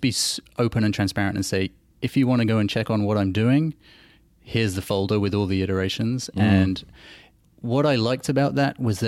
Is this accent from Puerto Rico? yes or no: no; England, United Kingdom; moved away as an adult; also born or lived in South Africa / Australia; I'm a South African, and we emigrated to England when I was a kid.